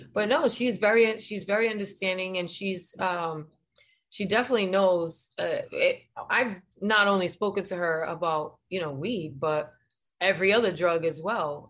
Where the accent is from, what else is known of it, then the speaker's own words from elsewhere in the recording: Providence, Rhode Island, United States; now in Florida, United States; I'm from Providence, Rhode Island